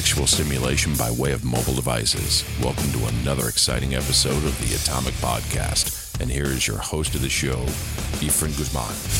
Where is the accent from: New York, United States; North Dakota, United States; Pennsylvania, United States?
New York, United States; now in Wisconsin, United States; I'm originally from New York. I live in Wisconsin now.